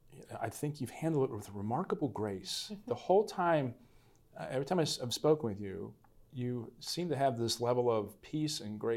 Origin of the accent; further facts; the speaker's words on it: Augusta County / Staunton area, Virginia, United States; You come from my home place.